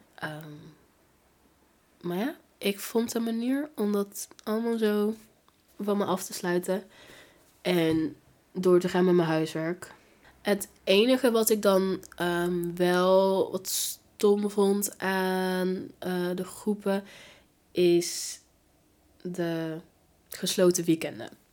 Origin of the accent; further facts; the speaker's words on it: Gilze, North Brabant, Netherlands; also born or lived in Tilburg / Breda; ik ben opgegroeid in Gilze